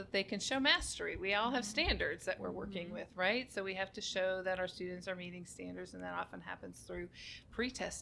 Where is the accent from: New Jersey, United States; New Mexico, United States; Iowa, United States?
Iowa, United States; Cedar Rapids; now in Dallas, United States; I grew up in Cedar Rapids, Iowa